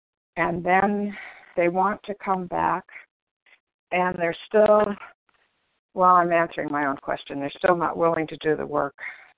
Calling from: California, United States

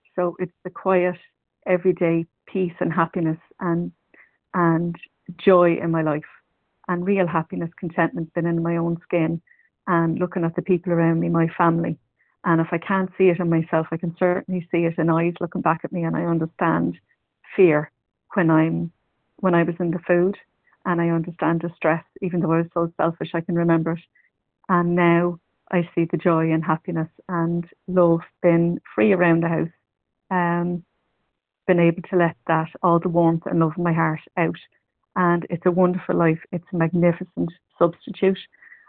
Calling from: County Meath, Leinster, Ireland; recovered compulsive overeater. I'm ringing from County Meath in Ireland.

